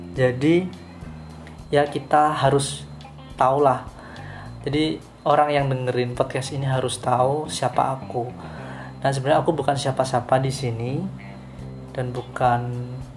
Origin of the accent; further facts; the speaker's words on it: Banyuwangi, East Java, Indonesia; now in Denpasar, Indonesia; asalku Banyuwangi sebenarnya nggak jauh dari Bali